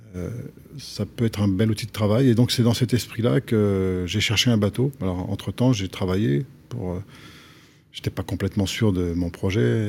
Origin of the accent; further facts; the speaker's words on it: Antony, Île-de-France, France; moved away as an adult; also born or lived in Japan / Paris / Boston / Grenoble; à Antony, en banlieue sud de Paris, entre 5 euh, ans et 20 ans